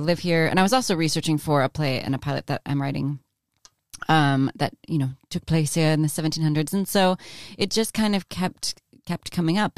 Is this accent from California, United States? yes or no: yes; Orange County, California, United States; moved away as an adult; also born or lived in Los Angeles, United States; now in London, United Kingdom; I grew up in South, in yeah. Orange County, went to Pepperdine